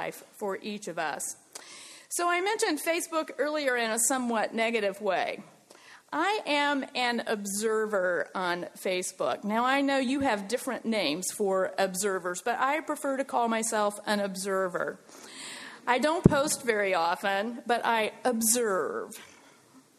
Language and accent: English; United States; also born or lived in Switzerland; I'm American